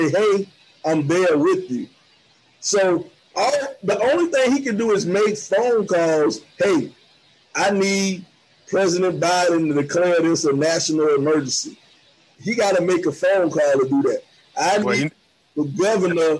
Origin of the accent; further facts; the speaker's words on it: Georgia, United States; I'm from Georgia